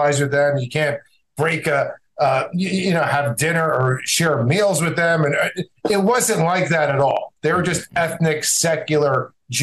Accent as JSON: {"language": "English", "region": "New Jersey", "country": "United States", "tie": "born or raised there", "also_born_or_lived": "Egypt", "said": "And I grew up in North Jersey in the shadow of the George Washington Bridge outside of New York City"}